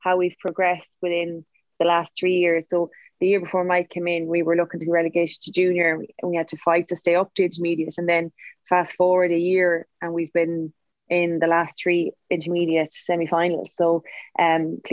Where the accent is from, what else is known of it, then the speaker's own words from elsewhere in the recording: Ferrymount, near Frenchpark, Connacht, Ireland; I'm from Ferrymount, which is a little village near French Park